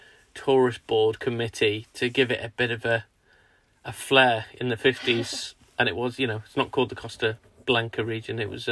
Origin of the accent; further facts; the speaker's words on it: Chester, North West England, United Kingdom; moved away as an adult; also born or lived in New Brighton, Wirral; now in Sussex, United Kingdom; We're from like the northwest, Chester, Ellesmereport, that sort of way, near the Wirral. Our house was on the Wirral, New Brighton, just opposite Liverpool.